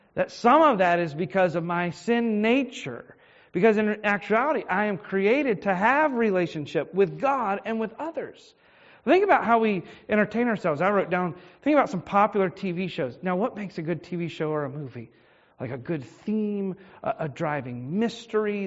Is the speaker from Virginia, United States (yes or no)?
yes; Richmond, Virginia, United States; I was born in Henrico Doctors, and, I, and I've lived in the Richmond area most of my life.